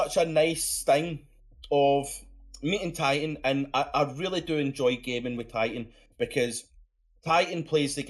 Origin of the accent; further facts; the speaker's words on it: Scotland, United Kingdom; accent: Scottish; I'm Scottish